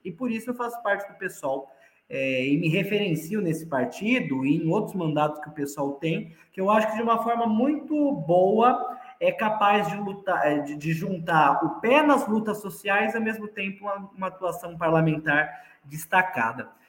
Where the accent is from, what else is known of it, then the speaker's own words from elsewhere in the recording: São Paulo, Brazil; moved away as an adult; now in Franca, Brazil; eu nasci em São Paulo. É, eu comecei a minha militância política na cidade de São Paulo, me mudei para cá para fazer faculdade em Franca